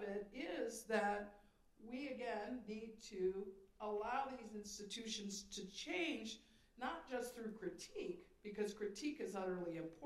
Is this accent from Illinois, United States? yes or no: no; Sandusky, Ohio, United States; moved away; I came from Sandusky, Ohio.